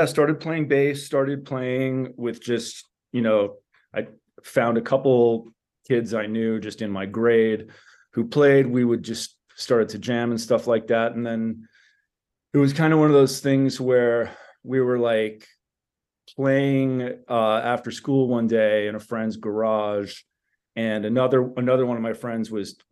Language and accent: English; La Crescenta, California, United States; also born or lived in New York City / Miami, Florida; I was born in New York City, moved when I was young, like 4 years old, to Miami, Florida. And then we moved out here right before the sixth grade for me, which I think was like 1990 thereabouts. I grew up in La Crescenta